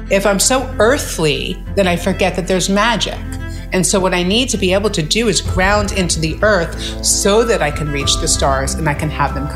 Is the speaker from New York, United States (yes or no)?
yes; New York, United States; I grew up in New York to very loving parents with an older brother